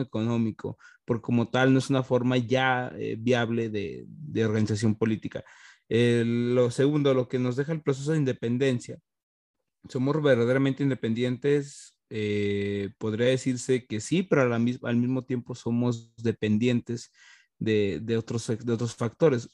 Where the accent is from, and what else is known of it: Mexico